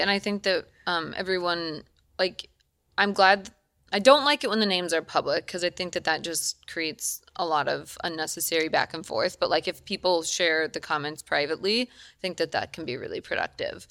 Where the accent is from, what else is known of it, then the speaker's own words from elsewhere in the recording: Eden Prairie, Minnesota, United States; now in Los Angeles, United States; I'm from Minnesota. I grew up in Minnesota